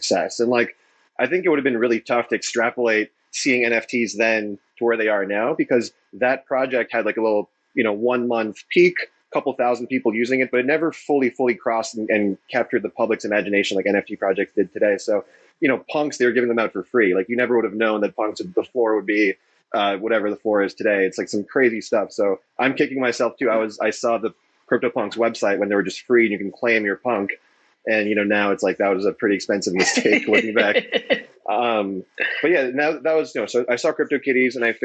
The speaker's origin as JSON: {"language": "English", "town": "Montreal", "region": "Quebec", "country": "Canada", "tie": "born or raised there", "said": "born and raised in Montreal, studied computer science."}